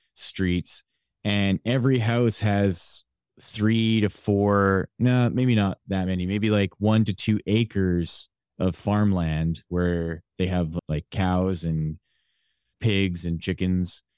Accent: Canada; I was born here in Canada

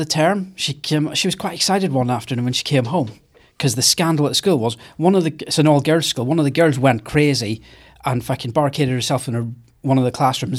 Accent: near Derry, Northern Ireland, United Kingdom; County Tyrone. It's nearer kind of to the area where I'm from.

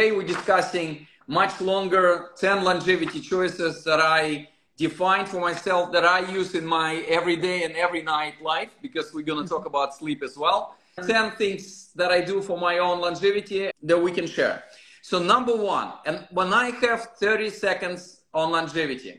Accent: Russia; moved away; I'm originally from Russia

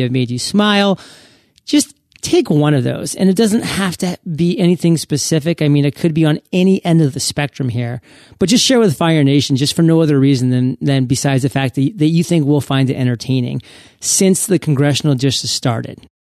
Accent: Maine, United States; also born or lived in Providence, Rhode Island / Boston, Massachusetts; now in West Coast, United States; I grew up in Maine, went to Providence College in Rhode Island, actually lived in Boston

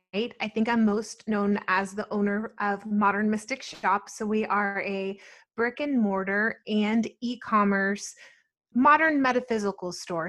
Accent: Atlanta, Georgia, United States; also born or lived in New Jersey / New York City; I was born in New Jersey and I grew up there until about nine. And then ever since I've been living in Atlanta

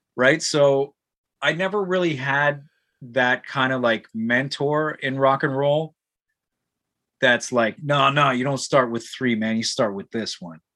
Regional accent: Ajax, Ontario, Canada; growing up in Ajax in the metal scene

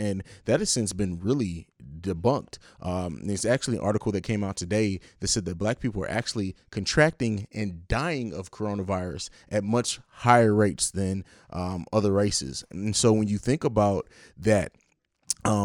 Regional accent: Italy; also born or lived in Germany; it's not really my hometown because I grew up in Italy and Germany

